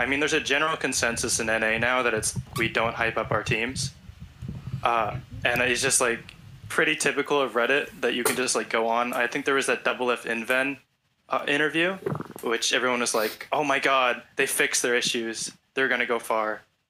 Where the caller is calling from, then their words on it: Rockville, Maryland, United States; Hey, I'm calling from Rockville, Maryland.